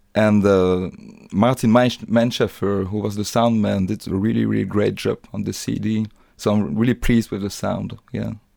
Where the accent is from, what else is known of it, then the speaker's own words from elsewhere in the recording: Liège, Wallonia, Belgium; English is a second language; I was born in Belgium. Um, I, I am Polish, but it's just it's just by name my, my name actually. And uh, so I, am from Liège